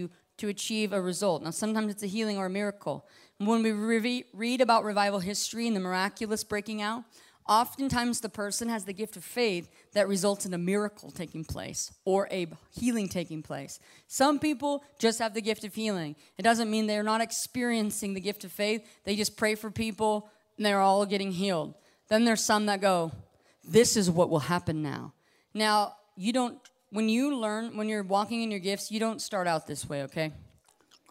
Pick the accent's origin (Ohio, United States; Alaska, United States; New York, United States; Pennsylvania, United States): Alaska, United States; Growing up the way I grew up in Alaska